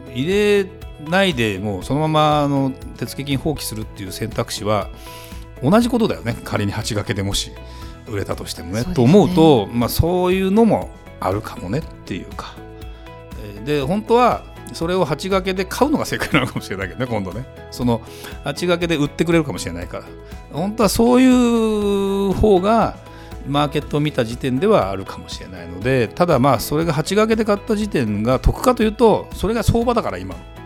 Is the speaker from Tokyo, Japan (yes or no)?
no; Saitama, Japan; moved away as an adult; 埼玉県で18歳まで